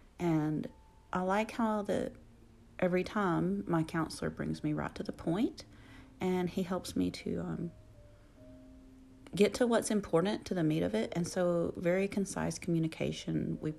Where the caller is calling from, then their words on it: Alabama, United States; your host, and I am podcasting from Alabama. Alabama, USA.